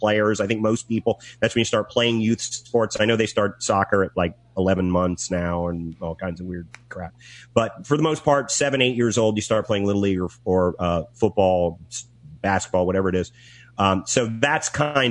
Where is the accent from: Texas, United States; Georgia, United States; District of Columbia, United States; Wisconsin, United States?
District of Columbia, United States; Washington; I grew up in Washington, D.C., and college football, not really a big deal in that area